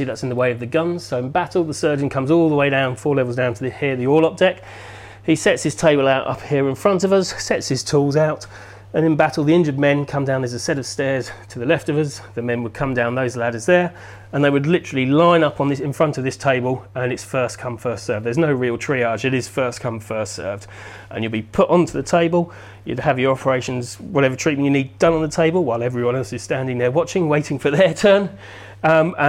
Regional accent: Portsmouth, South East England, United Kingdom; growing up in Portsmouth

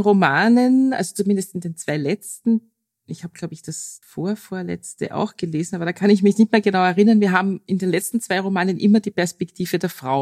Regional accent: Austria; als Österreicherin

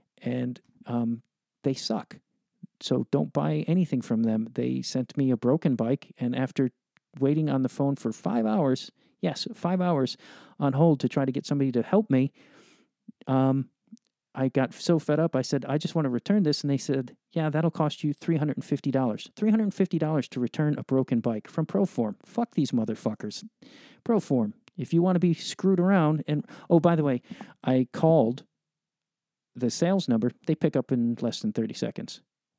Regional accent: Chicago, Illinois, United States; Chicago. So I'm sure we'll have that.

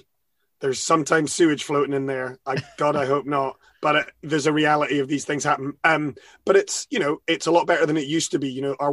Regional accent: Edinburgh, Scotland, United Kingdom; I was born in Edinburgh, born and bred in this fine town and in Scotland.

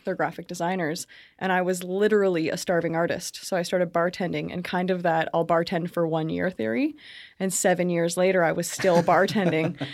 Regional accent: Brantford, Ontario, Canada; I was born in Brantford

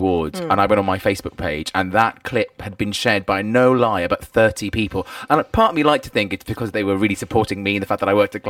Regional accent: United Kingdom; us Brits

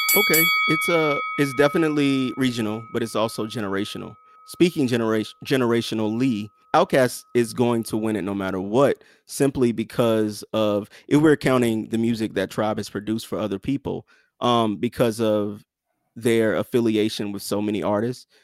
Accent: the South, United States; I'm from the South

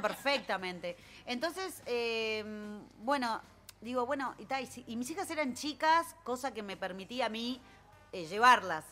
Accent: Montevideo, Uruguay; nací en Punta Carretas y vivo ahí

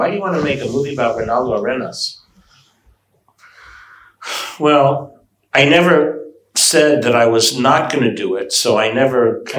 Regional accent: United States; I'm an American person

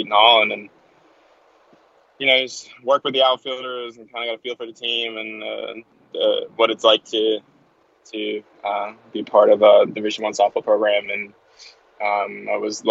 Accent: Denmark; moved away; I'm originally from Denmark, over in Scandinavia.

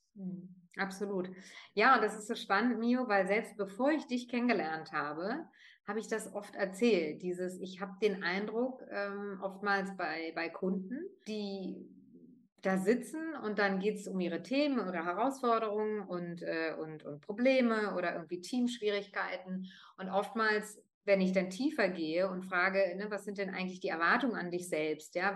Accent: Northern Germany, Germany; first language German and Italian; Ich bin zweisprachig aufgewachsen vor fünfundvierzig Jahren in Norddeutschland

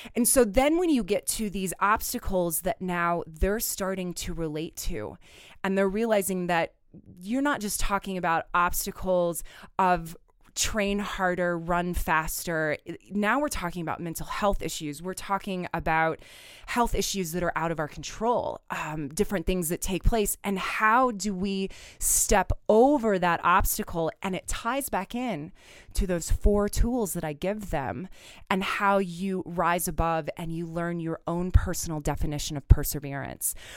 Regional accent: Southwest Kansas, United States; moved away; I, as you know, grew up in Southwest Kansas

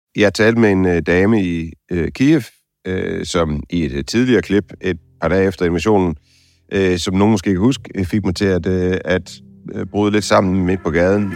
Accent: Denmark; jeg er fra Danmark

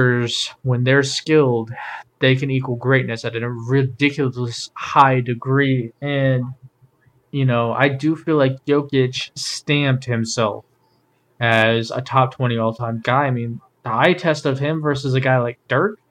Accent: Cleveland, Ohio, United States; we are from Cleveland.

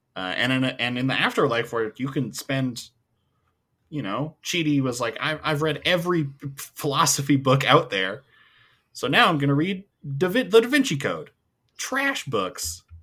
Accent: Edmonton, Alberta, Canada; I'm from Edmonton, we have the Edmonton Oilers. I get like, yeah, I'm from Edmonton.

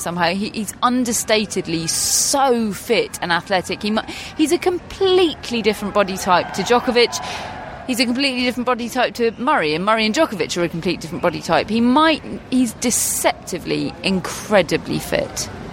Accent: England, United Kingdom; As English people

